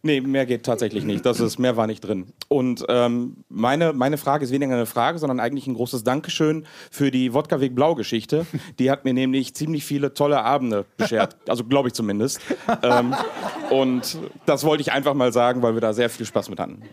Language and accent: German; Gelsenkirchen, North Rhine-Westphalia, Germany; also born or lived in Herne; now in Duisburg, Germany; ich bin in Herne geboren, in Gelsenkirchen aufgewachsen und nach Duisburg gezogen